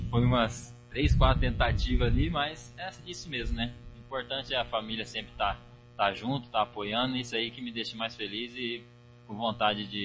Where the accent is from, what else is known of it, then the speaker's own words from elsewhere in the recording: São Paulo, Brazil; moved away; sou de São Paulo, né? Tenho 22 anos.